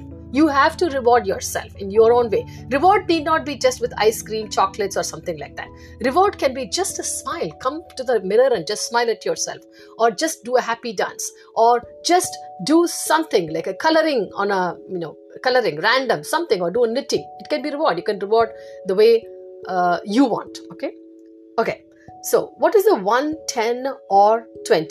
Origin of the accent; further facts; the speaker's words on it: India; now in United States; in India, I grew up in India